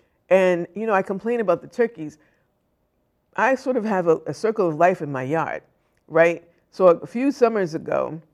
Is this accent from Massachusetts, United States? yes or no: yes; Boston, Massachusetts, United States; when I grew up in Roxbury, Dorchester, Mattapan, South End, there was a lot more green space.